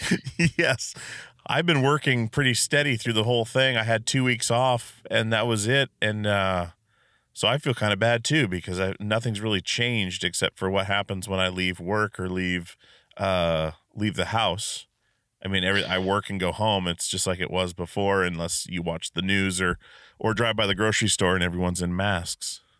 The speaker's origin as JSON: {"language": "English", "region": "Alaska", "country": "United States", "tie": "born or raised there", "said": "I grew up in Alaska"}